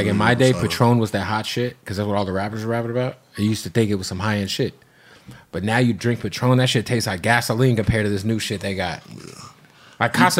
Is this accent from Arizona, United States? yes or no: yes; Arizona, United States; I grew up in Arizona